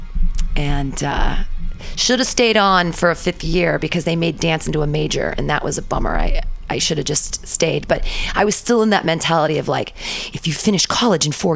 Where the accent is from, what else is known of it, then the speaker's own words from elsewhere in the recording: Danville, California, United States; also born or lived in San Diego; now in San Francisco, United States; I grew up in Danville